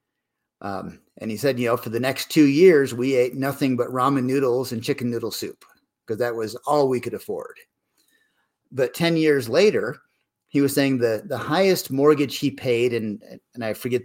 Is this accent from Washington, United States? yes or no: no; Corning, New York, United States; I grew up in Corning, New York